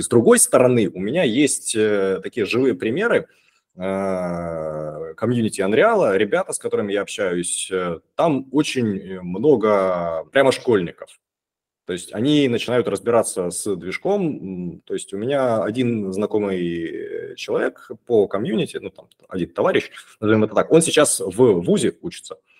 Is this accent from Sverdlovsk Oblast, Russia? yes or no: no; Rostov-on-Don, Rostov Oblast, Russia; 36 лет, э, Ростов-на-Дону.